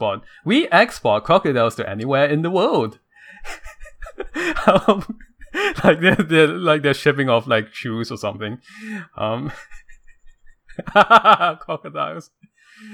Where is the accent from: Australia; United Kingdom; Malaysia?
Malaysia; now in United States; I come from Malaysia